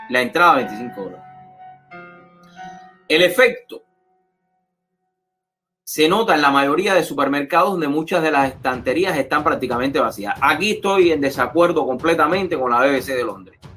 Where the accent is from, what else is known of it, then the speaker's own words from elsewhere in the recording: Cuba; now in United States; yo salí de Cuba hace casi 20 años ahorita.